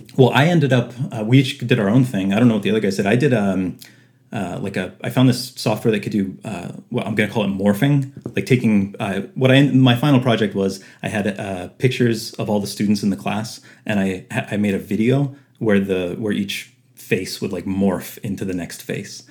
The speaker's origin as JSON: {"language": "English", "town": "Winnipeg", "region": "Manitoba", "country": "Canada", "tie": "born or raised there", "said": "I was born and raised in Winnipeg, uh, Manitoba, Canada."}